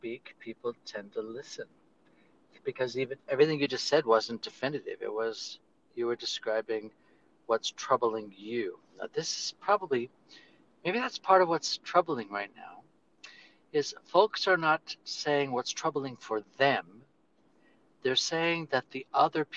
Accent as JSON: {"language": "English", "town": "Los Angeles", "region": "California", "country": "United States", "tie": "born or raised there", "said": "being raised in the suburbs of East Los Angeles"}